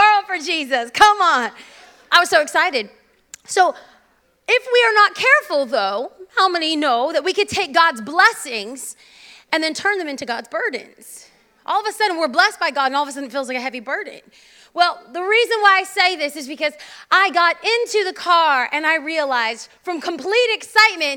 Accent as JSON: {"language": "English", "region": "California", "country": "United States", "said": "I'm from California"}